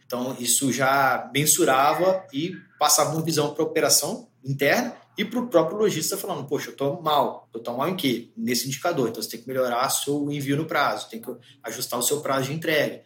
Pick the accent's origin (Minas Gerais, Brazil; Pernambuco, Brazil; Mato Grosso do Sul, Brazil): Minas Gerais, Brazil; Belo Horizonte; moved away as an adult; now in São Paulo, Brazil; Eu sou mineiro de BH